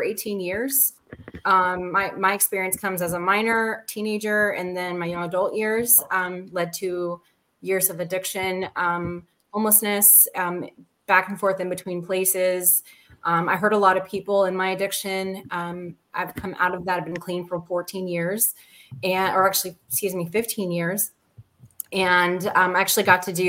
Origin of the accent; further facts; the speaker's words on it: Atlanta, Georgia, United States; We're based here in Atlanta, is where my hometown is, and where all my lived experience is from